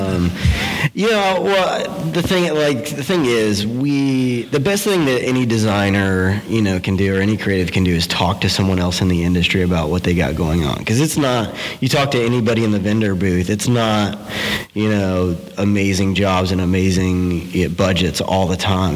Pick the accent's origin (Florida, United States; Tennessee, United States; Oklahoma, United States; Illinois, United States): Florida, United States; DeLand; now in Orlando, United States; I grew up in a little town uh, in Florida called Deland between Daytona Beach and Orlando